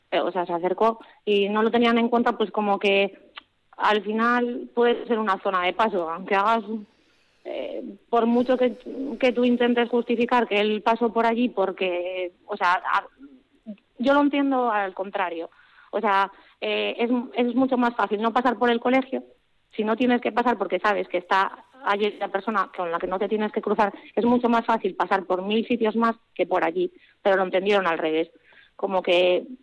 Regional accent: Asturias, Spain; also born or lived in Vitoria; hemos tenido mucho arraigo con, mi tierra y más aún en 2019, ya cuando puse la denuncia, eh, todo el tiempo que teníamos libre lo pasábamos en, en Asturias

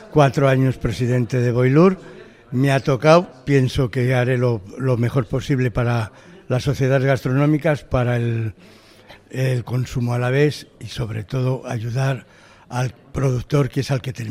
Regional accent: Gordoa, Basque Country, Spain; de Gordoa.

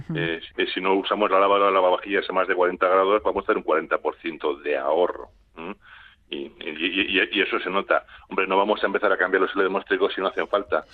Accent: Basque Country, Spain; somos vascos

